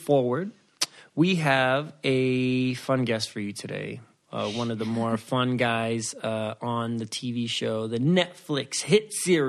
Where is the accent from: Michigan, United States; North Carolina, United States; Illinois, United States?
Illinois, United States; Waukegan; No, but like, yeah. Where are you from? It's like, well, no, I was born in Waukegan, Illinois.